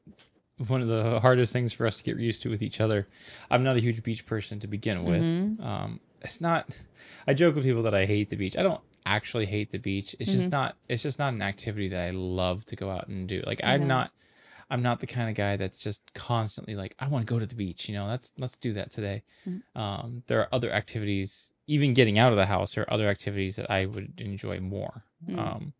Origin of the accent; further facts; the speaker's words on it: Hawaii, United States; moved away; also born or lived in Mojave Desert; I grew up in Hawaii.